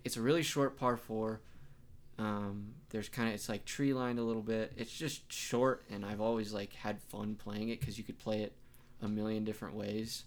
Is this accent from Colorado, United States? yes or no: yes; Pueblo, Colorado, United States; growing up in Pueblo, we put green chilies on everything